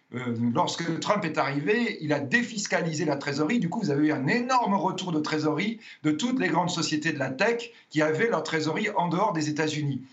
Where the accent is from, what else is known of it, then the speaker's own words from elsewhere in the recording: France; nous sommes français